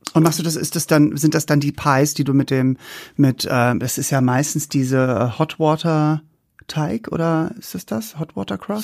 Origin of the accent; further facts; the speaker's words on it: the North, Northern Germany, Germany; Wir kommen ja vom, aus dem Norden